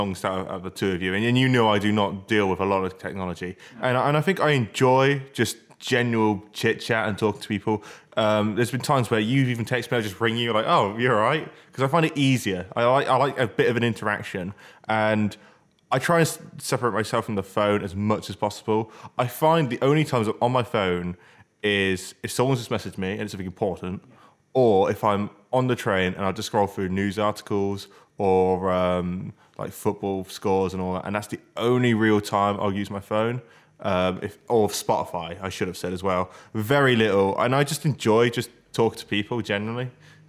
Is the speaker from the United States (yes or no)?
no; United Kingdom; Yeah, but we're British. We're too polite.